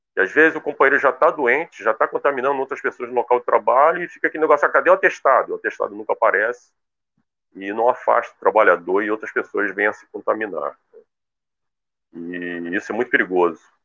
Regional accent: Brazil

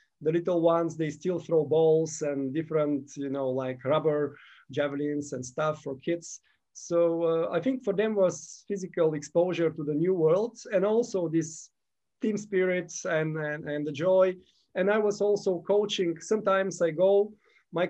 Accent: Gabrovo, Gabrovo Province, Bulgaria; moved away; also born or lived in Sofia, Bulgaria; When I was 15, I started javelin in my hometown, Gabrovo, Bulgaria

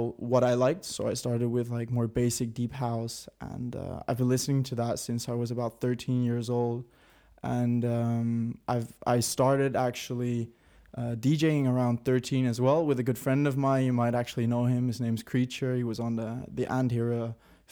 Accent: Helmond, North Brabant, Netherlands; moved away as an adult; now in Rotterdam, Netherlands; I'm a producer from originally Helmond, which is in the south of the Netherlands. And I've been living in Rotterdam now for about a year.

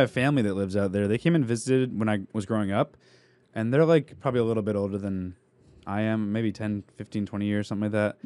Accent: New England, United States; also born or lived in San Diego; we grew up in New England

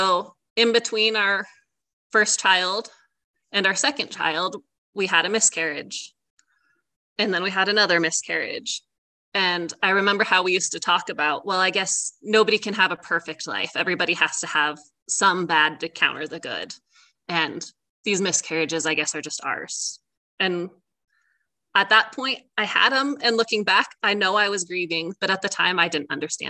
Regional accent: Bend, Oregon, United States; I grew up in Central Oregon in Bend, and I was born and raised there

